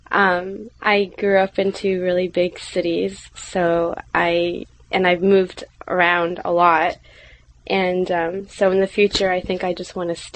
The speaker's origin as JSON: {"language": "English", "region": "Tokyo", "country": "Japan", "tie": "born or raised there", "said": "Uh, my parents live near Osaka. I grew up in Tokyo."}